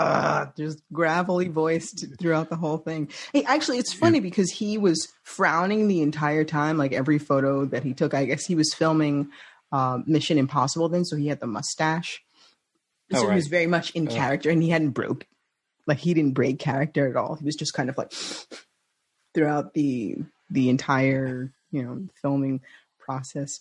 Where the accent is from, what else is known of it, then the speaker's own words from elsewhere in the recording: New York, United States; moved away; I'm from New York originally